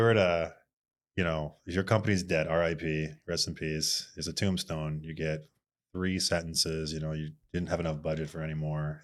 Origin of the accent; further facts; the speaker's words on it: Bloomington, Minnesota, United States; also born or lived in Moorhead, Minnesota / Fargo; I am from Mall of Americaville, A K A Bloomington, Minnesota